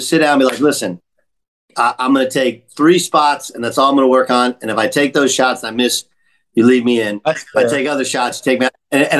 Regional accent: Orange County, Southern California, United States; I grew up in Orange County in Southern California

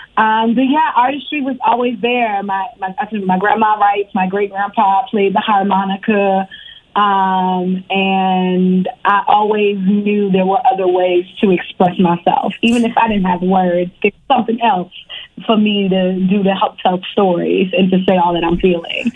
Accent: Richmond, Virginia, United States; also born or lived in Harlem, New York; now in Los Angeles, United States; I was born in New York, in Harlem, but I grew up in Virginia. I grew up in Richmond, Virginia, the 804

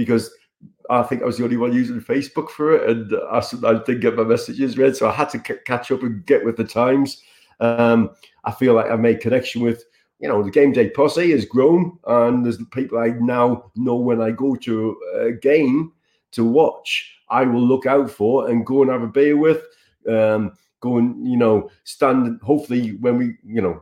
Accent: Sunderland, North East England, United Kingdom; moved away; also born or lived in Dubai; Sunderland, my hometown

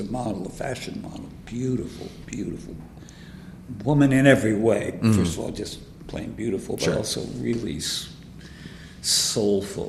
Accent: Warren, Ohio, United States; moved away as an adult; also born or lived in New York; I'm from Warren, Ohio

